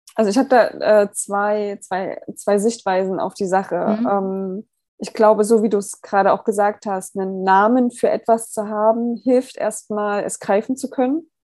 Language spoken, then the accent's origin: German; Germany; wir als Deutsche